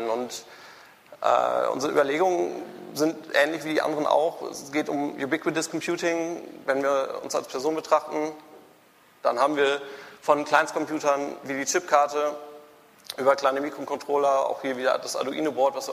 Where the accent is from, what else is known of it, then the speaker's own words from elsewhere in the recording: Münster, North Rhine-Westphalia, Germany; born there; now in Hamburg, Germany; ich bin geboren in Münster. 2004 hatte ich dann genug von Fahrrädern, bin nach Hamburg gezogen